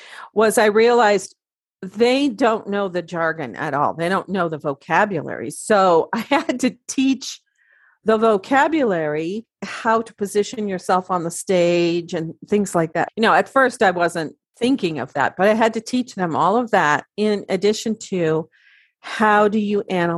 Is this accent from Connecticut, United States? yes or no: no; Oregon, United States; also born or lived in Washington; I grew up in the Pacific Northwest of the United States in the states of Oregon and Washington.